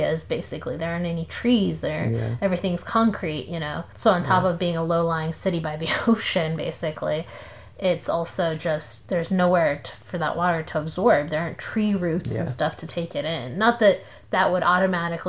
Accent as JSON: {"language": "English", "town": "Columbus", "region": "Ohio", "country": "United States", "tie": "born or raised there", "moved": "yes", "lives_now": "Houston, United States", "said": "the neighborhood that I grew up in Columbus"}